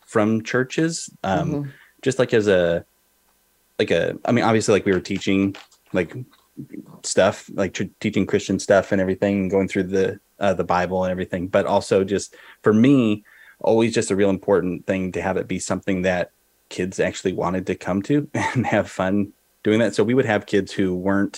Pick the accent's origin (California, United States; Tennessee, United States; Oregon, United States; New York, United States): Oregon, United States; also born or lived in Boise, Idaho; So I grew up in Oregon